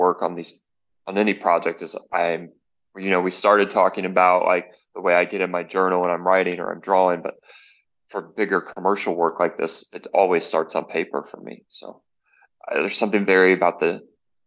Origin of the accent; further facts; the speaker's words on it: North Alabama, United States; now in Dallas, United States; I'm originally from North Alabama, the southeast